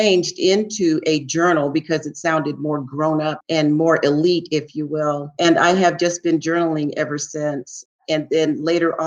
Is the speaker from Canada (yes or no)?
no; San Francisco, California, United States; I grew up in San Francisco, the Haight-Ashbury district